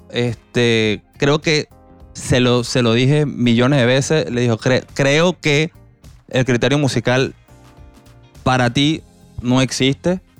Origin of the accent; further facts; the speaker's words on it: Venezuela; now in Panama